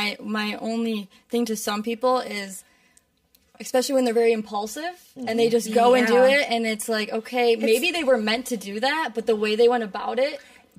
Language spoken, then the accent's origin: English; Michigan, United States; moved away as an adult; also born or lived in Illinois; now in Florida, United States; so I moved to Illinois, and I'm originally from Michigan, now I moved to Florida